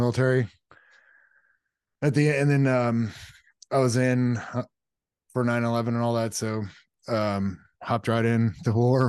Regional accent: California, United States; grew up in Southern California and then joined the Navy

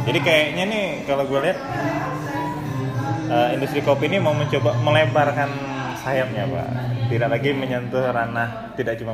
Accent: North Sumatra, Indonesia; kopi bahkan daerah gua dulu pak yang di Sumatera Utara itu juga lagi tren pak zaman dulu ya kan?

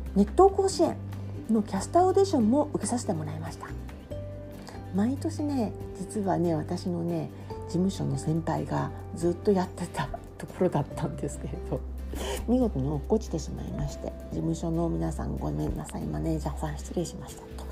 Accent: Osaka, Japan; accent: Osaka dialect; moved away as an adult; also born or lived in Boston, United States; now in Tokyo metropolitan area, Japan; 私は生まれも育ちも大阪で二十歳までずっと大阪で暮らしていた

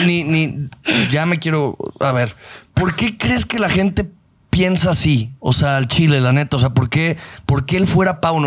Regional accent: Guadalajara, Jalisco, Mexico; tú y yo que crecimos y nos enamoramos de las chivas en el Jalisco y que nosotros tenemos una conexión, nosotros como tapatíos

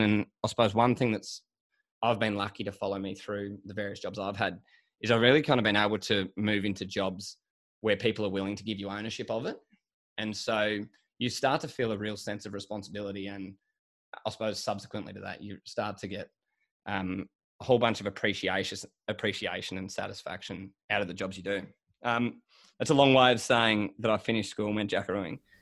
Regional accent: Sydney, New South Wales, Australia; also born or lived in Melbourne; I grew up in Sydney and spent, like, all my schooling up here. So I am a city kid.

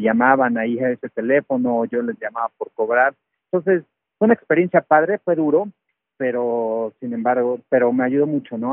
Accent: Mexico City, Mexico; moved away as an adult; also born or lived in Puebla / Texas, United States; yo soy de la Ciudad de México, me voy a vivir a Puebla

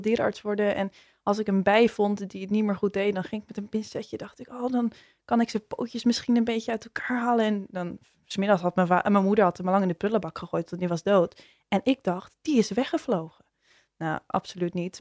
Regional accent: Zaanstad, North Holland, Netherlands; ik, eh, kom uit Zaanstad en daar ben ik, eh, geboren. En daar woon ik nog steeds.

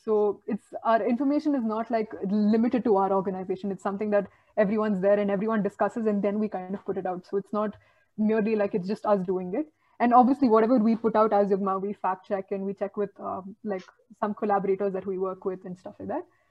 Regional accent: Bangalore, Karnataka, India; I'm from Bangalore

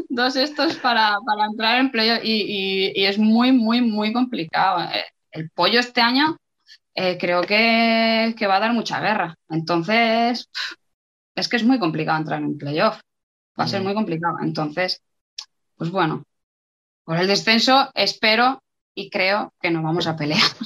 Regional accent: Spain; moved away as an adult; also born or lived in Logroño / Burela / Italy; hace muchos años que me fui de España

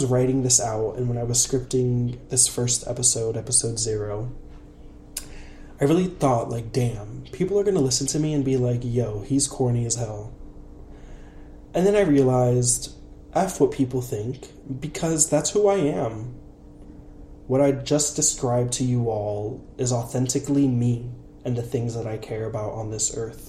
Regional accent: Puerto Rico; English is a second language; I'm Puerto Rican. I'm an English language learner.

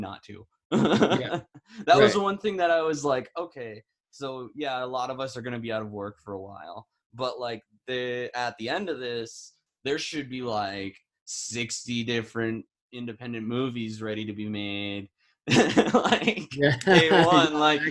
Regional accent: Midwest, United States; moved away; I'm from the Midwest originally.

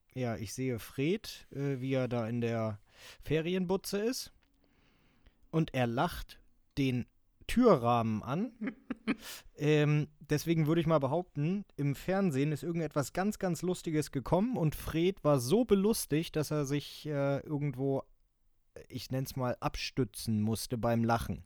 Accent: Germany; Bei uns in Deutschland

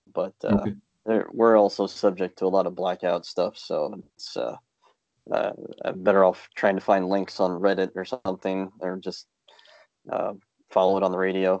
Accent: St. Louis, Missouri, United States; I'm from St. Louis, and I currently live about an hour and a half west of St. Louis.

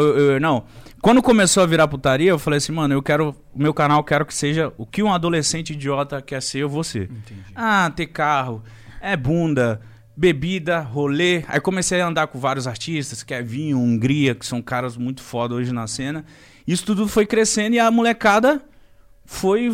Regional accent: Brazil; sou brasileiro

